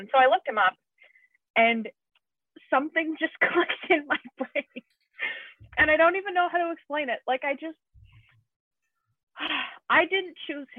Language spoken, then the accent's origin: English; Canada; I'm Canadian